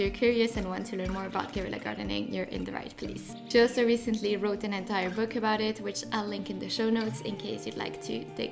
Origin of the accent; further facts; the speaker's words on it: French part of Switzerland, Romandy, Switzerland; now in London, United Kingdom; I grew up in the French part of Switzerland and now live in London